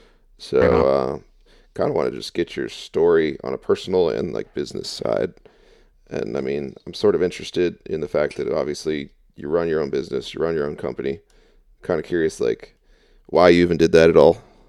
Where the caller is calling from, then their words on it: East Coast, United States; I'm calling you from the East Coast, or the Beast Coast, as we call it.